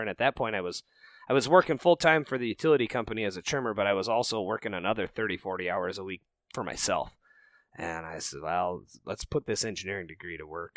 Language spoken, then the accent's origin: English; Rocky Mountains, United States; moved away as an adult; also born or lived in Minnesota; I grew up out in the Rocky Mountains